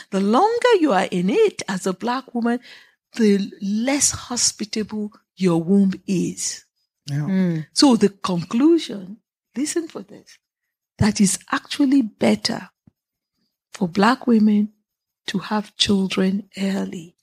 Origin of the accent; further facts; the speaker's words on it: Nigeria; moved away; I'm Nigerian